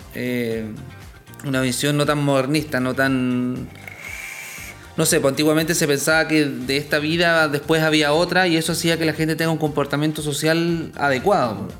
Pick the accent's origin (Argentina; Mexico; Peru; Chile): Chile; Coyhaique, Aysén; en el sur, yo soy patagón, yo soy de Coyhaique